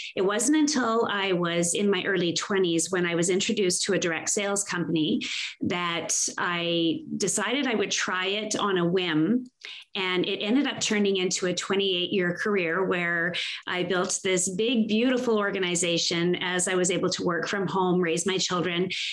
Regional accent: Canada; because I was born and raised here, I'm proudly Canadian

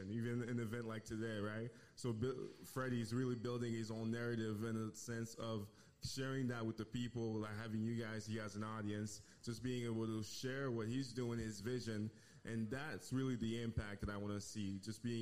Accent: Haiti; moved away; Originally, I'm from Haiti

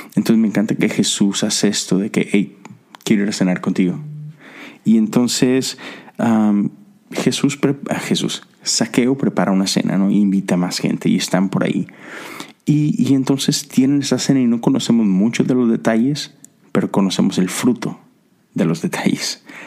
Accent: Mexico; now in United States; Yo soy mexicano, pero vivo en Estados Unidos. Y volteo a mi país, a México

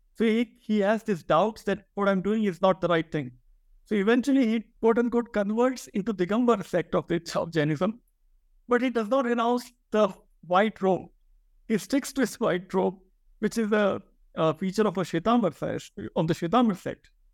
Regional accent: India; first language Hindi; English is a second language; moved away as an adult; now in United States; Hindi is my mother tongue, you know, I was born in India, and uh, you know, spoke Hindi as I grew up for you know uh, first two and a half decades of my life

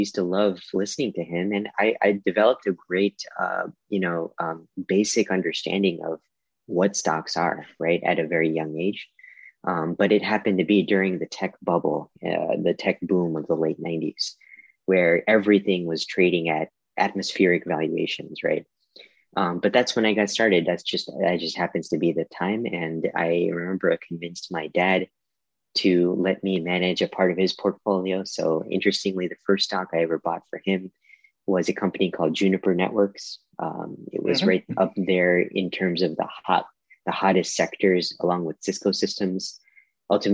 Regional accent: India; moved away; I'm originally from India

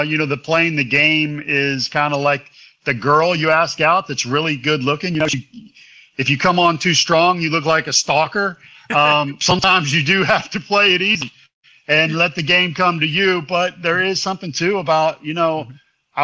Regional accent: Louisville, Kentucky, United States; moved away as an adult; also born or lived in Baton Rouge, Louisiana; My own hometown

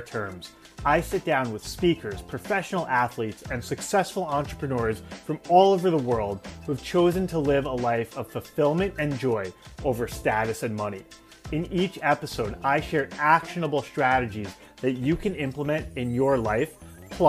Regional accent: Long Island, New York, United States; I grew up on Long Island in New York

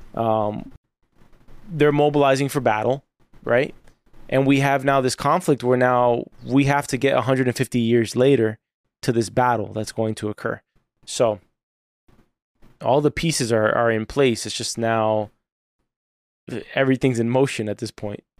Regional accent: United States; as an American

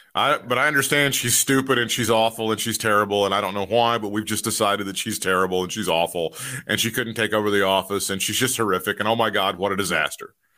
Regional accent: the South, United States; as a Southerner

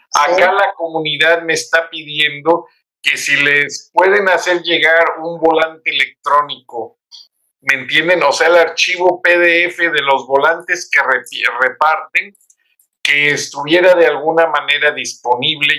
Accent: Mexico; los mexicanos

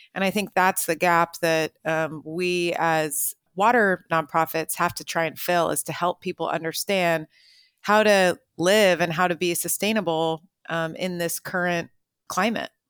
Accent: Marin County, California, United States; here in my hometown of Marin County

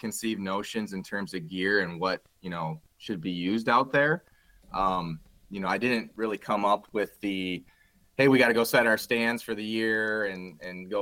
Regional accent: Grand Rapids, Michigan, United States; We're all originally from Grand Rapids, Michigan

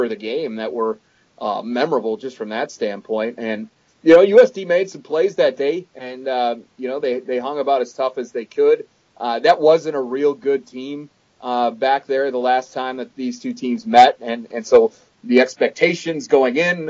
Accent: Western Wisconsin, United States; now in South Dakota, United States; I grew up in Big Ten country. I'm a Western Wisconsin native

